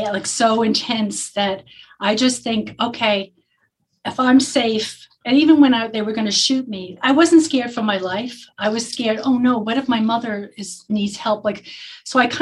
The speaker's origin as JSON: {"language": "English", "town": "New York City", "region": "New York", "country": "United States", "tie": "born or raised there", "also_born_or_lived": "Lower Manhattan", "said": "And I grew up in the Bronx, but then we moved to Lower Manhattan, right by the World Trade Center."}